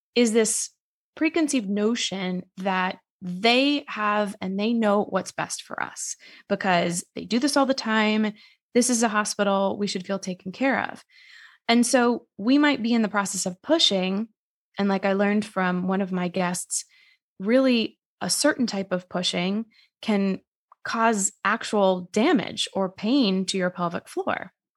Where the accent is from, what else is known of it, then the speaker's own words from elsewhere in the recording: Massachusetts, United States; moved away as an adult; now in New York City, United States; originally I'm from Massachusetts, but I live in New York City